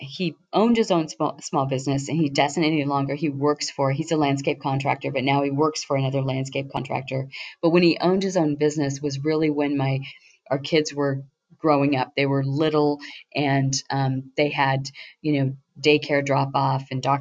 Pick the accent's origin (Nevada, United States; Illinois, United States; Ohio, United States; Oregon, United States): Oregon, United States; Banks; also born or lived in Hillsboro, Oregon; My husband and I grew up together out in Banks, Oregon.